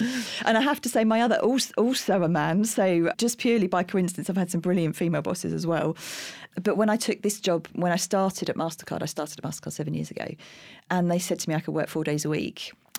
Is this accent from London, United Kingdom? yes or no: yes; Streatham, London, United Kingdom; In Streatham.